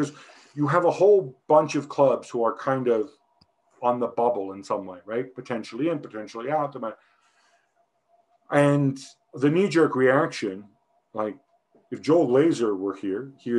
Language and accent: English; Milan, Lombardy, Italy; I'm from Milan.